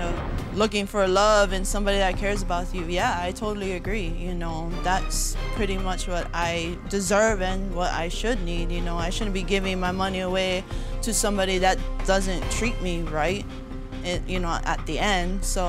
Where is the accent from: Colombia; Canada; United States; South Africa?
United States; Hawaii; moved away; I come from Hawaii, so, you know, we pretty much see local people, white people, Asian.